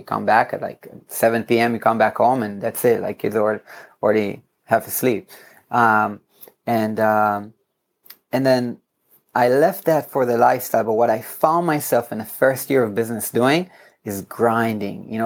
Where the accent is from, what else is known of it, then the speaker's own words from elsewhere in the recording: Herzliya, Tel Aviv District, Israel; In my hometown in Herzliya